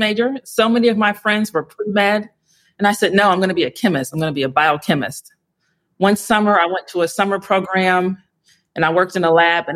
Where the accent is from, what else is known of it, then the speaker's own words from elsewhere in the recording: Atlanta, Georgia, United States; we're from Atlanta, born and raised